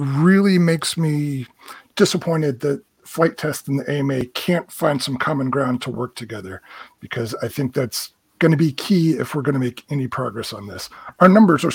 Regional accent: United States; as an American

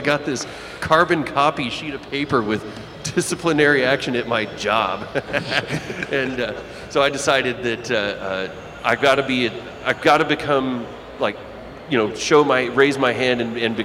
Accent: Hobbs, New Mexico, United States; moved away; I grew up in New Mexico. I grew up in Hobbs, New Mexico

